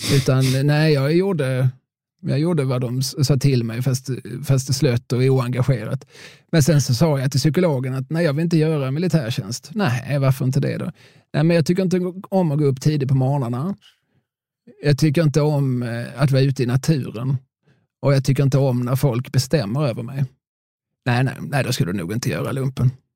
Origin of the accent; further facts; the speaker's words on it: Eslöv, Skåne, Sweden; jag är från Eslöv.